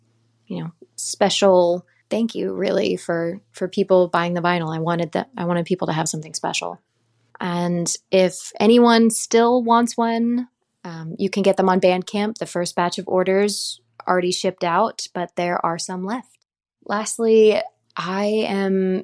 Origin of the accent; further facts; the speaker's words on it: Little Rock, Arkansas, United States; moved away as an adult; also born or lived in Austin, Texas; now in Nashville, United States; I'm originally from Little Rock, Arkansas. Grew up singing in choir